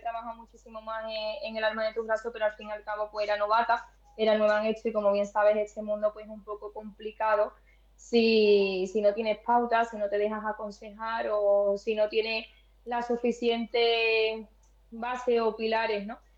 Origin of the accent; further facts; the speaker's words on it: Spain; en mi pueblo natal, en Gine